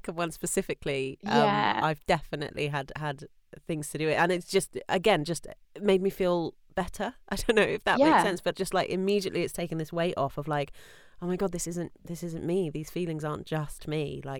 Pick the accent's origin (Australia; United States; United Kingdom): United Kingdom; That is part of being British and part of being female, I think